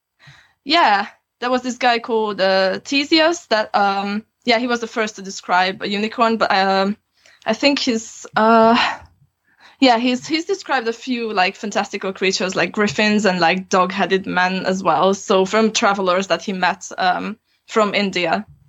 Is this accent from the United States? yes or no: no; Transylvania, Romania; moved away as an adult; now in Aberystwyth, United Kingdom; I grew up in Transylvania and I have both Hungarian and Romanian citizenship. I just came here to study originally